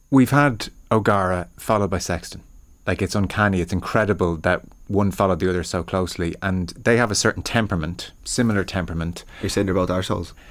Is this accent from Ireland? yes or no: yes; Ireland; as an Irish rugby watching public, we had almost been seduced by this notion that the number 10 has to be an arsehole of some kind